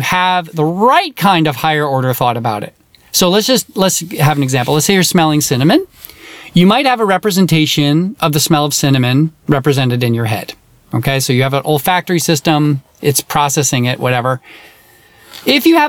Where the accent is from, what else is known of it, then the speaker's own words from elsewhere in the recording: United States; accent: American; my American accent